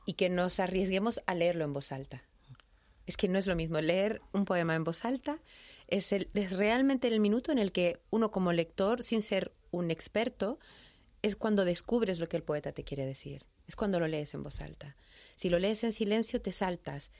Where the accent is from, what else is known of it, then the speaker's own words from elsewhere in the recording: Chile; accent: latino; now in Madrid, Spain; soy chilena, pero además soy de la ciudad donde nace Pablo Neruda